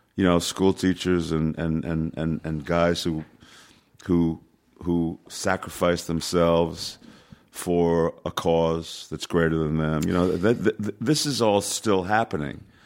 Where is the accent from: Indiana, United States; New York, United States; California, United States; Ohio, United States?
New York, United States; New York City; I was born in New York City, so, you know, I, I, I was able to walk in twenty-five minutes from my house, Yankee Stadium.